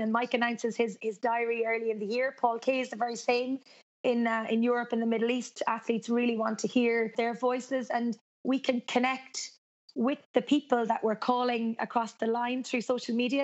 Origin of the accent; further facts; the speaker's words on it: Cork, Munster, Ireland; now in Galway, Ireland; I'm from Cork, even though I live in Galway, which is on the west of Ireland